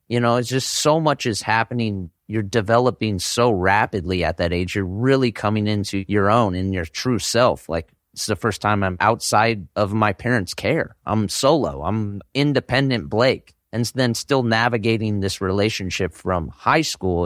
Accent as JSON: {"language": "English", "area": "Bay Area", "region": "Northern California", "country": "United States", "tie": "born or raised there", "said": "I grew up in Northern California in the Bay Area region"}